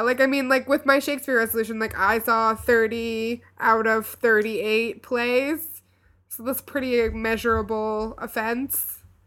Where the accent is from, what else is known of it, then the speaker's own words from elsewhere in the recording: Louisville, Kentucky, United States; moved away; we went back to my hometown